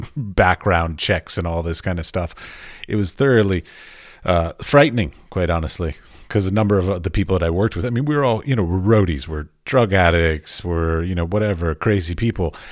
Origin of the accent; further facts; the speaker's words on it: Washington, District of Columbia, United States; moved away as an adult; now in Europe; I grew up in Washington, D C